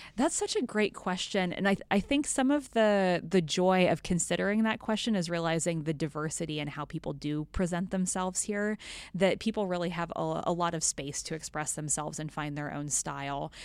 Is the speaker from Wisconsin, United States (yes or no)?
no; western Kansas, United States; I grew up on a, a farm in a small town in rural western Kansas